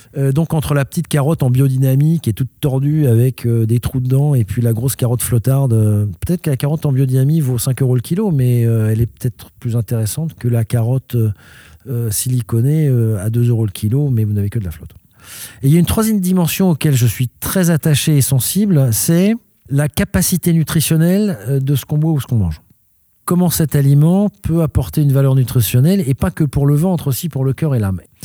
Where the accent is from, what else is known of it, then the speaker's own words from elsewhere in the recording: Paris, Île-de-France, France; moved away as an adult; now in Gironde, France; je suis un étranger parce que je suis né à Paris, mais d'une mère suédoise à un père français